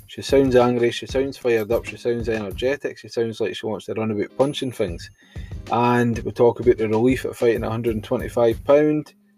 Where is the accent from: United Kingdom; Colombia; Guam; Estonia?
United Kingdom; Scotland; I'm hailing from Scotland